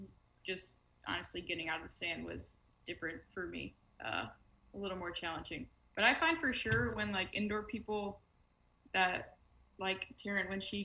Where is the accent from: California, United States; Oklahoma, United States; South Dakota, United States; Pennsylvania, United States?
South Dakota, United States; Sioux Falls; now in Louisiana, United States; Sioux Falls is where I'm actually from, and it's the biggest city in the state